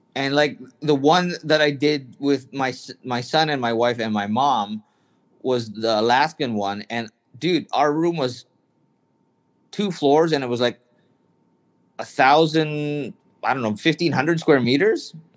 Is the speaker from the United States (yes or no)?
no; Canada; I grew up in Canada